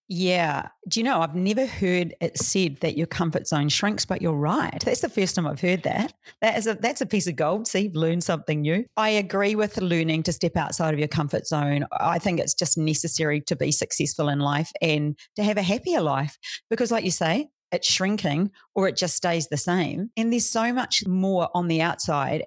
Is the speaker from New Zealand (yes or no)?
yes; New Zealand; now in Australia; I'm from New Zealand